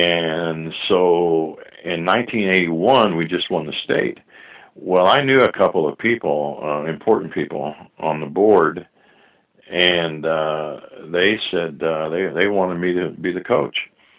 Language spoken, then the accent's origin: English; Scotland, United Kingdom; Where I grew up in Scotland, there was a naval base, and my mom used to take in ironing stuff.